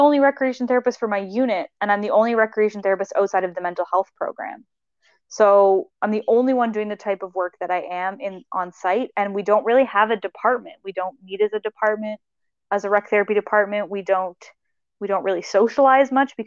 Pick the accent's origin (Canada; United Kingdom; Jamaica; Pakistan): Canada; Nova Scotia; also born or lived in Halifax, Canada; now in Winnipeg, Canada; growing up in Nova Scotia